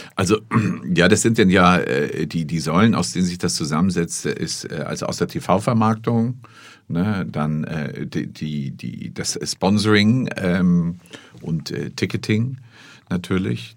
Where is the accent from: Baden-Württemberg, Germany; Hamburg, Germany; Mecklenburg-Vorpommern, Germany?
Hamburg, Germany; Ich bin aus Barmbek.